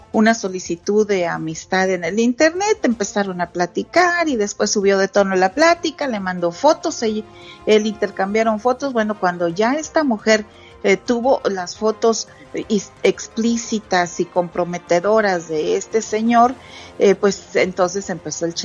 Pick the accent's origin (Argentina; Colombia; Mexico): Mexico; Santa Catarina, Nuevo León; Ay, Alex, me transportaste a mi pueblito, Santa Catarina, Nuevo León, cuando había la kermés